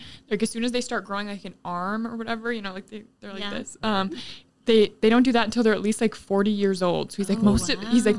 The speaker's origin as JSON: {"language": "English", "region": "South Dakota", "country": "United States", "moved": "yes", "lives_now": "Kansas, United States", "said": "I'm from South Dakota"}